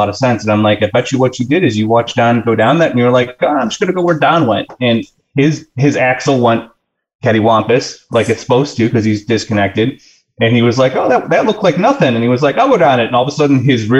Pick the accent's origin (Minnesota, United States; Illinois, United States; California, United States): Illinois, United States; moved away; I'm from Illinois and there's no place to go out there.